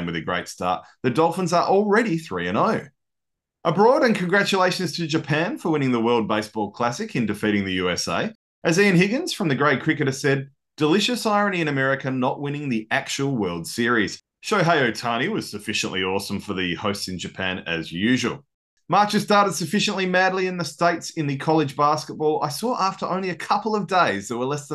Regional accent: Australia; I'm pretty Aussie

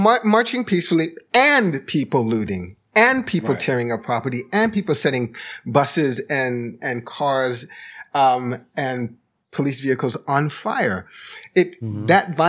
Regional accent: Jamaica; also born or lived in London; now in United States; haven't seen in my lifetime in the United States, and I haven't spent my whole life here. You know, I immigrated from Jamaica. Mm. I lived some time in London, but in my time in the United States

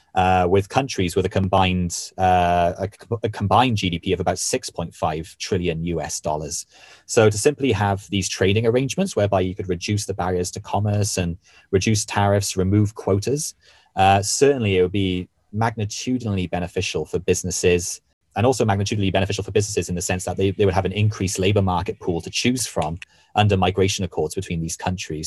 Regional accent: Wales, United Kingdom; where I was born and raised in Wales

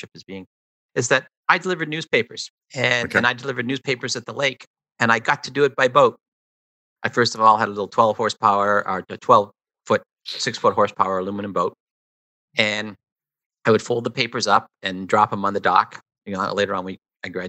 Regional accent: Toronto, Ontario, Canada; I grew up in the East End of Toronto.

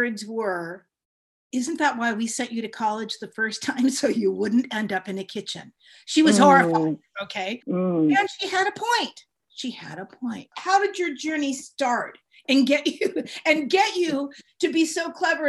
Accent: San Francisco, California, United States; moved away as an adult; also born or lived in Los Angeles; I'm from San Francisco, Chinese, Italians. Okay. That was the demographics growing up

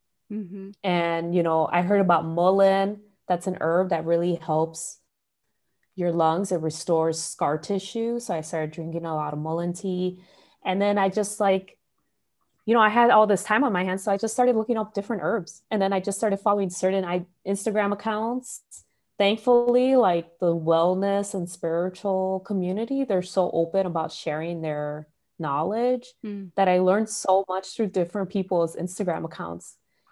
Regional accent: Chicago, Illinois, United States; I think part of it is from growing up in Little Village

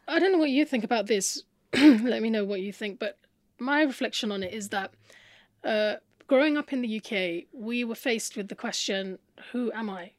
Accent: United Kingdom; growing up in Britain was this emphasis on reading

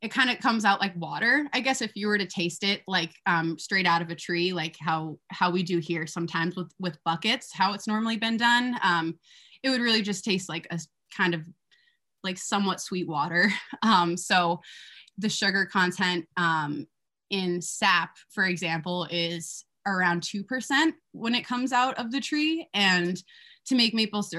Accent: Massachusetts, United States; I grew up in Massachusetts

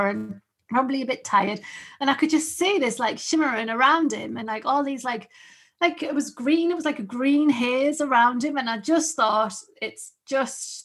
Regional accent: the North East, North East England, United Kingdom; I'm just from along the road

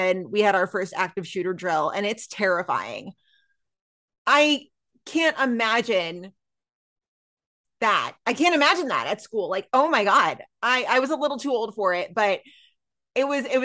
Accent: Texas, United States; moved away; in my home state of Texas

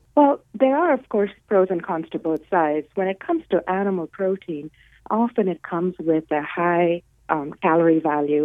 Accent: India; moved away as an adult; also born or lived in Los Angeles; now in United States; I was born and raised in India

